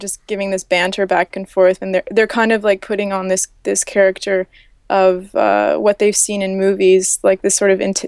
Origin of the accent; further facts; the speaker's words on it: Canada; I'm from Canada